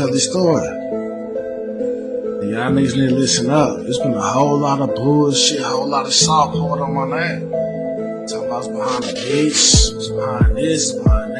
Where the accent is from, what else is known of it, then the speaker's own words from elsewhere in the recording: Oklahoma, United States; also born or lived in Longview, Texas; I was raised here